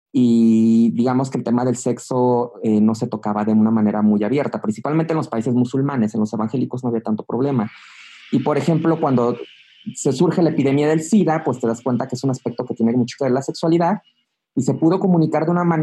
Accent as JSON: {"language": "Spanish", "country": "Mexico"}